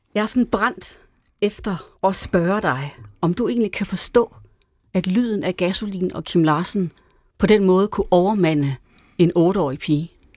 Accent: Denmark; hjemme på græsplænen i Hastenen, hvor jeg voksede op.

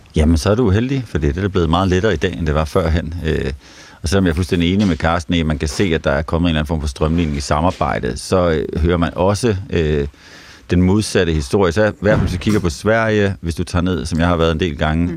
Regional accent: Nyborg, Southern Denmark, Denmark; Nu er jeg fra Nyborg af, sådan uh, Nyborgs uh, hårde drenge

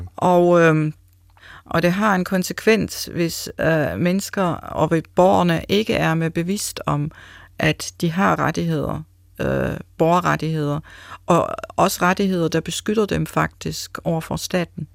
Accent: Germany; accent: German; Danish is a second language; moved away as an adult; now in Denmark; man kan tydeligt høre, jeg er tysker. Så jeg har en erfaring fra Tyskland, og, men jeg har nu også en erfaring, har været i Danmark i næsten 20 år.

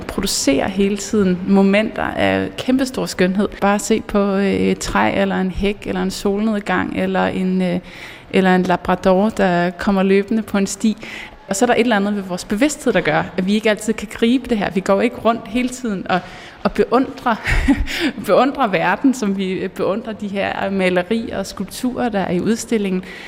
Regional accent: Mols Bjerge, Central Denmark Region, Denmark; jeg er vokset op i Molsbjerg

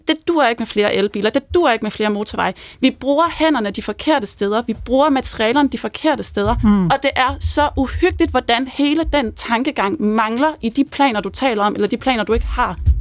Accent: Svendborg, Southern Denmark, Denmark; jeg er selv fra Svendborg

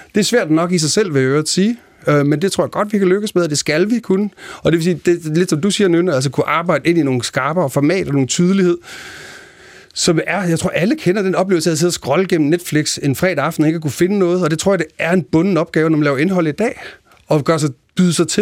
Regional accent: Denmark; moved away as an adult; also born or lived in Copenhagen; jeg voksede op i Jylland i 80'erne

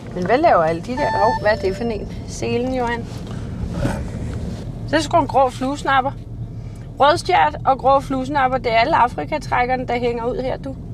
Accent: Bornholm, Capital Region of Denmark, Denmark; hjemme på Bornholm

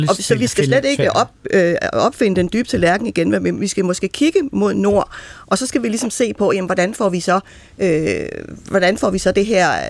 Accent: Greenland; now in Denmark; det betyder, at jeg som, som grønlænder i Danmark, jeg kan ikke skåle nytåret ind, uden først at skal redegøre for bloktilskud og overgreb på børn og selvmord osv.

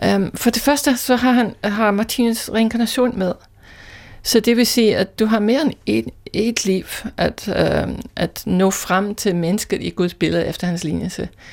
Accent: Scotland, United Kingdom; Danish is a second language; moved away as an adult; also born or lived in London; now in Denmark; Ikke oprindeligt, øh, jeg er skotte

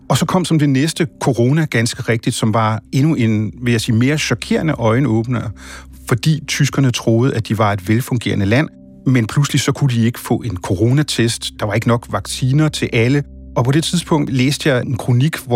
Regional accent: Germany; moved away as an adult; now in Denmark; Altså, jeg må sige, jeg er jo selv en af dem. Jeg er udvandret fra Tyskland efter 22 år.

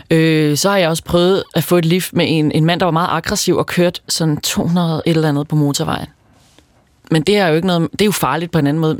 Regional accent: outside Roskilde, Zealand, Denmark; jeg er vokset op uden for Roskilde, og Roskilde Festivalen var en stor del af min barndom

